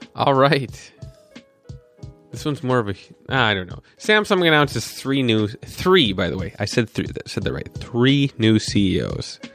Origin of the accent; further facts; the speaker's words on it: North Dakota, United States; I was born in North Dakota with missiles pointed at where a surge was